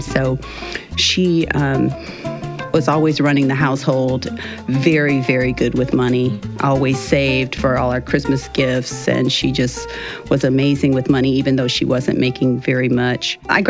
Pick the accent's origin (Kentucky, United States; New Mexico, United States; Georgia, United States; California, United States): California, United States; Los Angeles; My father is from Cuba, and he migrated here before Castro took over. I grew up in Los Angeles, California. I had two brothers and a sister. I'm the second oldest.